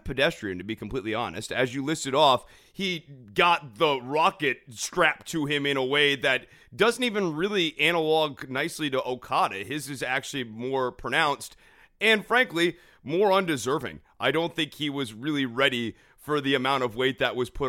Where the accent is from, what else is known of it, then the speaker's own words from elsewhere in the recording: Springfield, Massachusetts, United States; I'm actually born in Springfield, Massachusetts